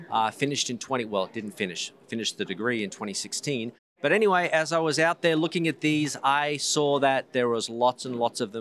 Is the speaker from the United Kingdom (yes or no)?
no; Australia; because I'm originally from Australia.